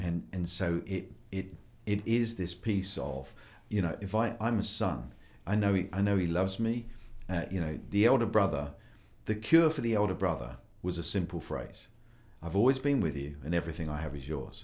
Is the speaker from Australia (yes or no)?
no; United Kingdom; moved away as an adult; also born or lived in United States; I'm a Brit